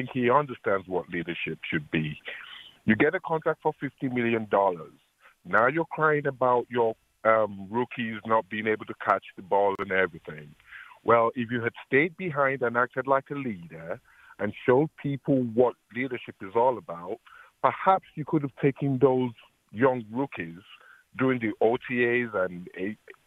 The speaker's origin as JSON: {"language": "English", "region": "England", "country": "United Kingdom", "moved": "yes", "lives_now": "Appleton, United States", "said": "I'm actually from England"}